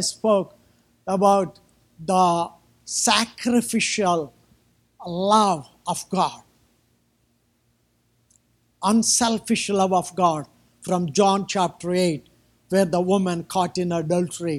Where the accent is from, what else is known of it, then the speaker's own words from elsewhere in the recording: India; I'm from, I still live in India